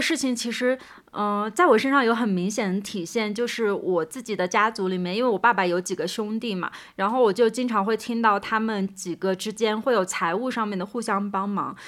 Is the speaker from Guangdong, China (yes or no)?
no; Suzhou, Jiangsu, China; also born or lived in Shanghai; 我之前在从别的城市回到上海，包括从上海再次回到苏州的时候